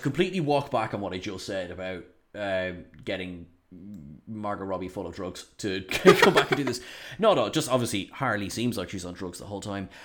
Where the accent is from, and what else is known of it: Ireland